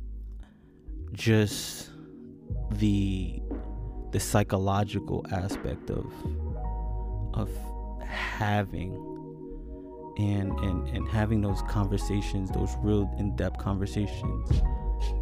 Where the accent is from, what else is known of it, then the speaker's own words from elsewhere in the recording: New York, United States; moved away as an adult; I'm originally from New York